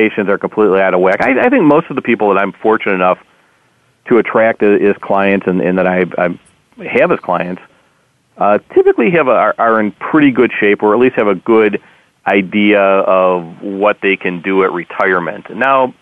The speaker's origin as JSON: {"language": "English", "region": "Wisconsin", "country": "United States", "tie": "born or raised there", "moved": "as an adult", "lives_now": "Chicago, United States", "said": "I grew up in Wisconsin, and I'm a diehard Packer fan living in Chicago"}